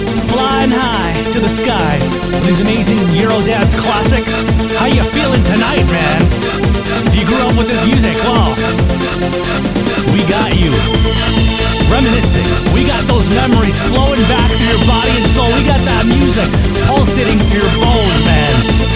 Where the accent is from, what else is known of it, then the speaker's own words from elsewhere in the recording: Canada; we are from Canada